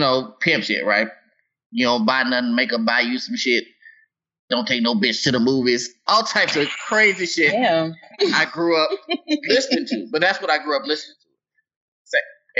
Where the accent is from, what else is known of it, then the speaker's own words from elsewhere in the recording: Tennessee, United States; I grew up in Tennessee